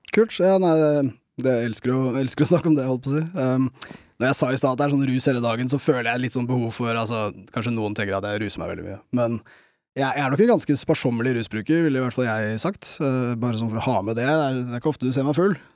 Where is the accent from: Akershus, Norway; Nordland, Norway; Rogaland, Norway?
Akershus, Norway; Bærum; jeg har vokst opp i Bærum